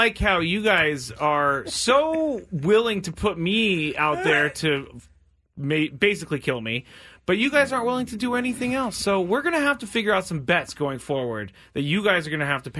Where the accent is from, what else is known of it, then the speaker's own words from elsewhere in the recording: United States; because I'm an American. I am not a Thai person. Okay? I am not Thai. I don't know if you knew that or not. I grew up here. The United States.